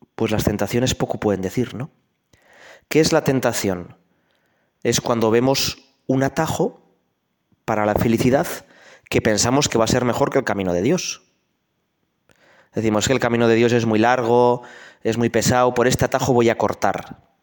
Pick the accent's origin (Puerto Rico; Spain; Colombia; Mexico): Spain; Navarrese mountains; yo nací, que no nací hace tanto, en mi pueblo, que es un pueblo pequeñito de la montaña navarra